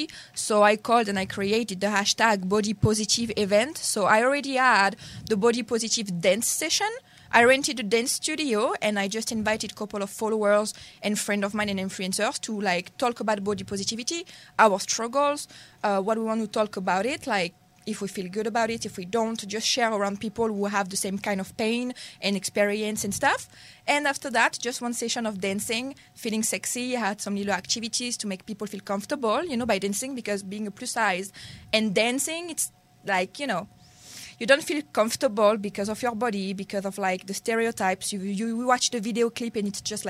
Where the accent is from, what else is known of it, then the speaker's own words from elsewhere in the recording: Marseille, Provence-Alpes-Côte d'Azur, France; English is a second language; now in Los Angeles, United States; I'm not from Paris, okay? From the south